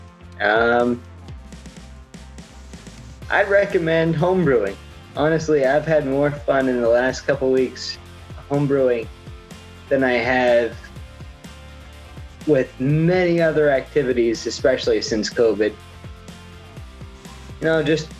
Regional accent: Canada; I'm Canadian. B, I'm Scottish. C, I'm Irish

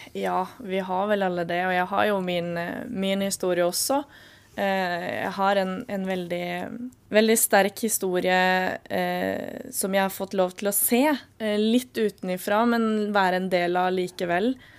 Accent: Halden, Østfold, Norway; moved away as an adult; now in Kristiansand, Norway; jeg kommer fra Halden, og Halden er et lite sted

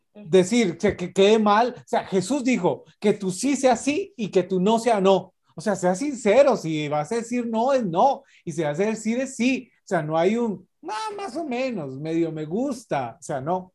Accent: Costa Rica; nosotros como ticos

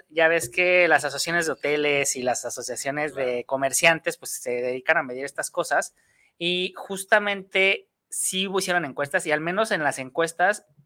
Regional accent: Mexico; hay un, mal hábito que tenemos como mexicanos para hacer las cosas

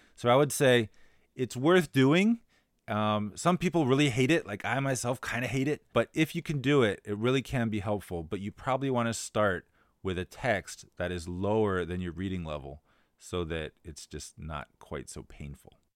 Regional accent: United States; now in Shanghai, China; As an American

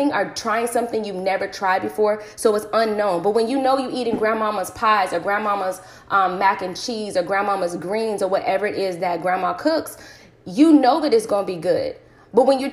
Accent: United States; I grew up in America

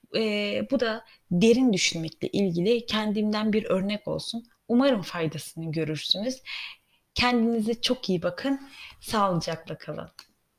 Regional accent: Germany; Ben de Almanya'da yetiştiğim için

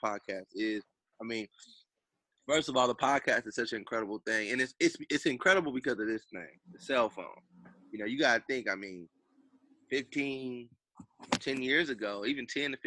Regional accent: California, United States; I'm from Cali, a little suburbia town, maybe about an hour away from L.A.

